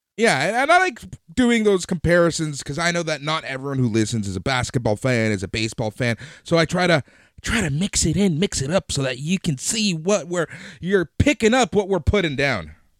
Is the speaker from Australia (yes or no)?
no; Toronto, Ontario, Canada; we're from Toronto